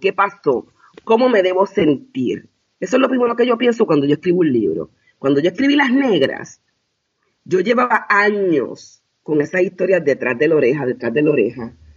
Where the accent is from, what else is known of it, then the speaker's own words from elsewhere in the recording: Puerto Rico; yo soy de Puerto Rico